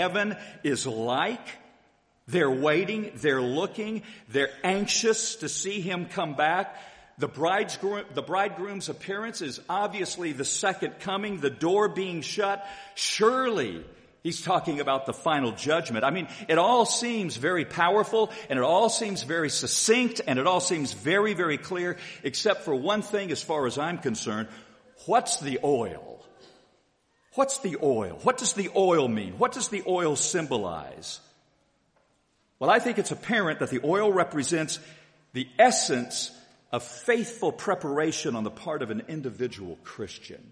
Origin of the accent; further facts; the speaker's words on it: Haysville, Kansas, United States; when I was a little boy growing up in Hayesville, Kansas